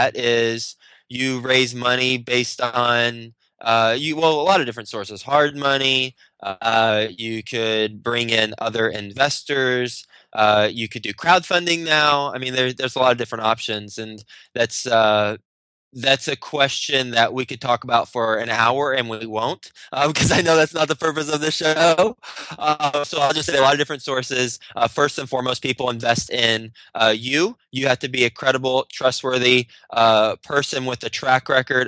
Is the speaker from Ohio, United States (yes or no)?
no; Texas, United States; moved away as an adult; also born or lived in Michigan; now in New York City, United States; I'm from Texas. I live in New York City. Actually, born in Michigan, so kind of from all over. But I was raised in Texas.